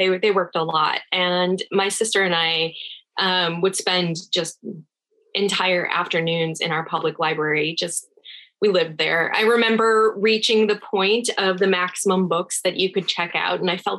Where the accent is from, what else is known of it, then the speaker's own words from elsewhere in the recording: Chicago, Illinois, United States; born there; also born or lived in Rhode Island / California; I was born in Chicago, Illinois. I'm a first generation American. My parents are both from Iran. And I lived in Illinois, then Rhode Island, a few other places, ultimately California.